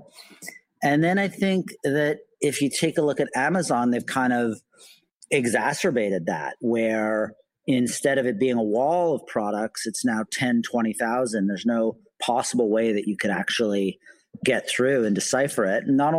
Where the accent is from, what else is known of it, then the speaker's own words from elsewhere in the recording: Canada; moved away as an adult; now in New York, United States; I'm Canadian originally. I moved to New York to start the company